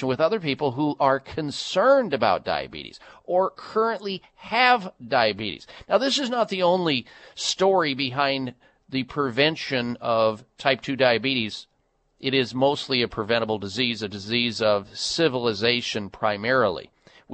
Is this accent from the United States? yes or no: yes; Midwest, United States; Growing up in the Midwest